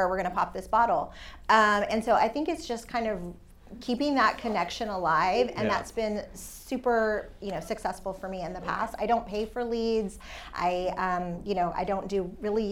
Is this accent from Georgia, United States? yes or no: no; San Antonio, Texas, United States; born and raised in San Antonio